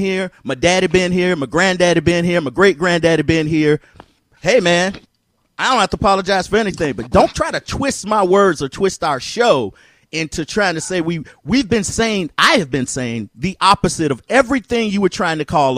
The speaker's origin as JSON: {"language": "English", "country": "United States", "said": "I'm as American as they come"}